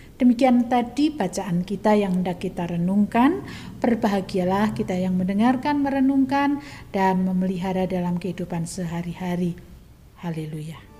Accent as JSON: {"language": "Indonesian", "region": "Java", "country": "Indonesia", "said": "kita sebagai orang Jawa"}